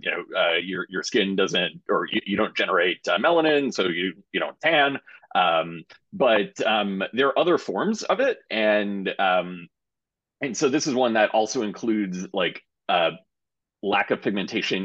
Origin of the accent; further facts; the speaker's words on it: New York, United States; moved away as an adult; now in Cambridge, United States; I'm originally from New York